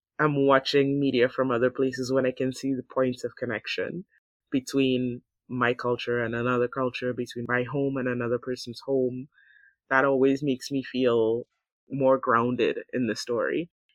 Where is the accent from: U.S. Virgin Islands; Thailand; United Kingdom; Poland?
Thailand; people tend to get from my home country when my home country is portrayed outside as anything other than bright and shiny and clean and modern.